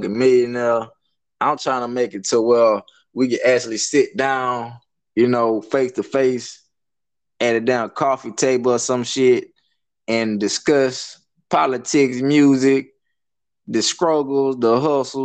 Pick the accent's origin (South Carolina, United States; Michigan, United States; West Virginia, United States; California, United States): South Carolina, United States; Hartsville; a little country area called Birdtown. I mean, that's like on the outskirts of Hartsville, Side Hill. It's in Darlington County